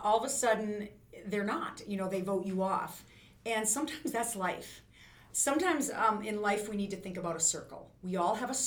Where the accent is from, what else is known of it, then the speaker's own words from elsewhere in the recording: North Central South Dakota, United States; I'm from North Central South Dakota.